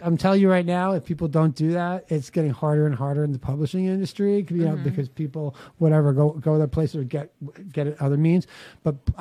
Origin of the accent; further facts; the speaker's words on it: New York City, New York, United States; I know I talk funny because I grew up on Staten Island in New York City. I know I have an accent